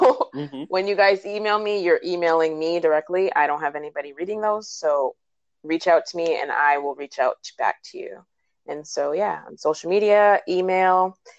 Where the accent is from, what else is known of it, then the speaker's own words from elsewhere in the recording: New Jersey, United States; well, Philly doesn't really count as traveling because I was from Jersey.